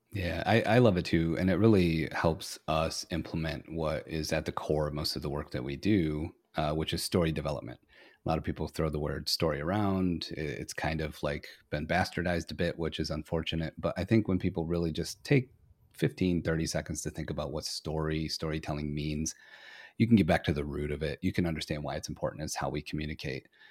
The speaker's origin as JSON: {"language": "English", "town": "Flint", "region": "Michigan", "country": "United States", "tie": "born or raised there", "said": "originally I'm from Flint, Michigan"}